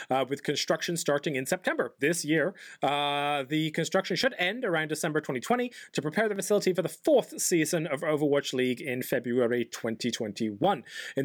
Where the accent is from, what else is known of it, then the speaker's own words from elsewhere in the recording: England, United Kingdom; I'm English